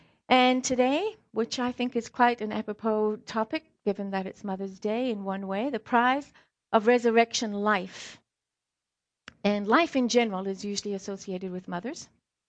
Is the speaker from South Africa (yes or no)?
yes; South Africa; also born or lived in Scotland; now in United States; the quick version is I was born in Scotland, raised in South Africa, and I'm more American than I am anything.